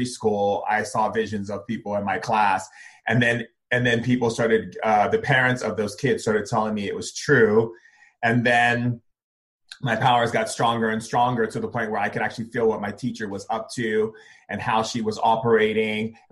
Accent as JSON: {"language": "English", "town": "Foster City", "region": "California", "country": "United States", "tie": "born or raised there", "also_born_or_lived": "Elk Grove, California / Hawaii", "said": "I was born in Sacramento in Elk Grove. I grew up in a small town outside of San Francisco called Foster City and also grew up in Hawaii"}